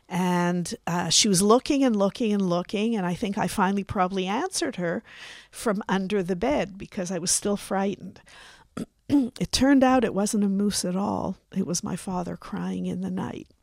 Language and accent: English; Canada; now in Israel; I was born in Canada.